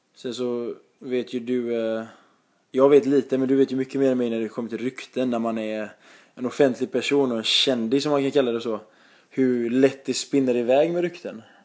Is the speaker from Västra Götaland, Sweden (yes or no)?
yes; Gothenburg, Västra Götaland, Sweden